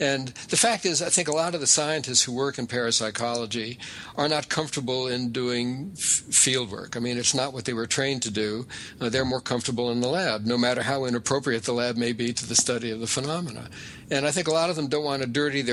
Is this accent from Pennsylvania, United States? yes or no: no; Las Vegas, Nevada, United States; moved away; also born or lived in Amherst, Massachusetts; I was actually born in Las Vegas, but I went to graduate school at UMass Amherst.